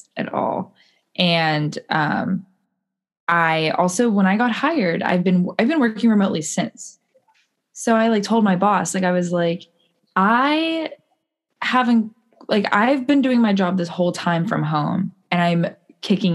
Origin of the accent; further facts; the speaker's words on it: United States; I'm American